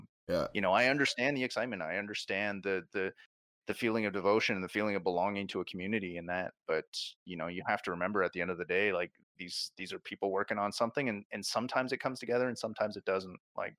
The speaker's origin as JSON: {"language": "English", "country": "Canada", "said": "I mean, I like we're Canadian, so let's talk hockey."}